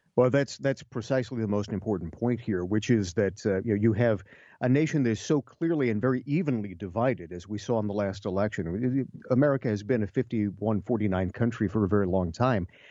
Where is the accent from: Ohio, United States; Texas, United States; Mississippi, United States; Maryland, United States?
Ohio, United States; my home state of Ohio